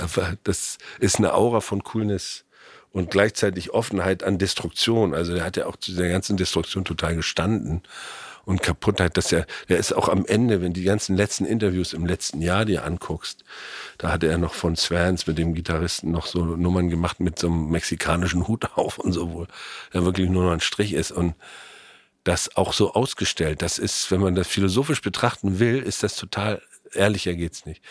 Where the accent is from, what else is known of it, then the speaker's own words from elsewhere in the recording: Germany; als Deutscher